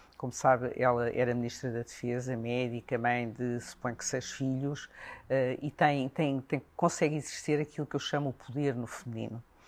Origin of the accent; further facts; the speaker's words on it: Portugal; somos de Portugal